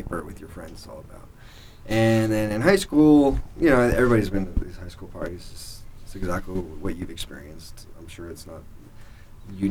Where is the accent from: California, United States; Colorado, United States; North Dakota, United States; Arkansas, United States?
Colorado, United States; Littleton; I grew up in Littleton, Colorado